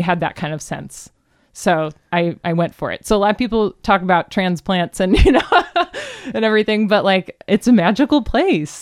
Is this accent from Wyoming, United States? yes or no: no; Cleveland, Ohio, United States; now in Seattle, United States; I grew up in Cleveland, Ohio